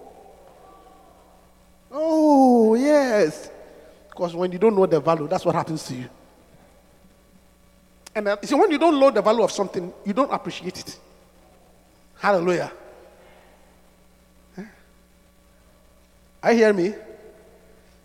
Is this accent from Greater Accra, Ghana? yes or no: no; Obuasi, Ashanti, Ghana; where I come from, my hometown, is the richest